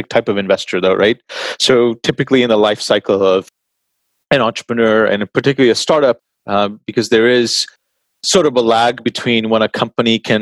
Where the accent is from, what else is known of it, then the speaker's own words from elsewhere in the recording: Texas, United States; moved away; I grew up in Texas for most of my life, I suppose, like most of my youth